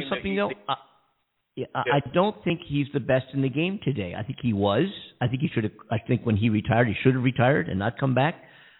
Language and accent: English; Philadelphia, Pennsylvania, United States; now in Los Angeles, United States; I am from Philadelphia. I'm from Philadelphia.